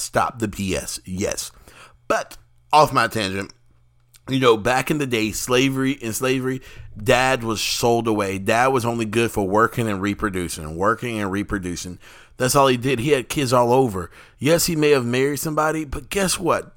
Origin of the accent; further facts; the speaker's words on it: the South, United States; I, as an African American or Black American here in the United States, in the South